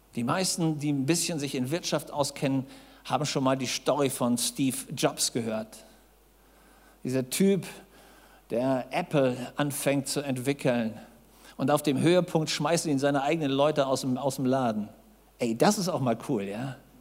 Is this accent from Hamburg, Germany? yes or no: yes; Hamburg, Germany; Ich saß als Junge in Hamburg